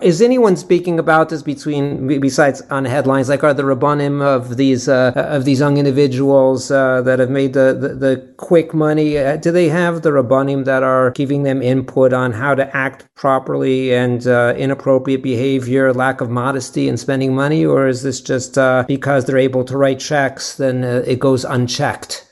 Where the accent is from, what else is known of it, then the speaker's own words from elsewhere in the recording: Los Angeles, California, United States; I'm from Los Angeles